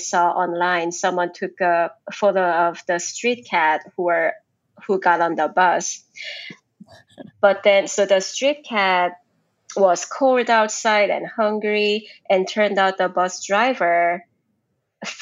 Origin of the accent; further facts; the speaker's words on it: South Korea; moved away; I grew up in Korea